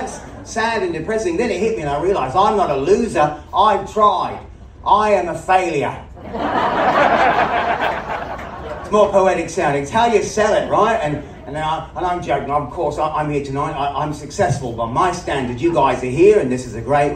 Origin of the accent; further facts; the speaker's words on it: Australia; moved away; also born or lived in United States; I'm originally from Australia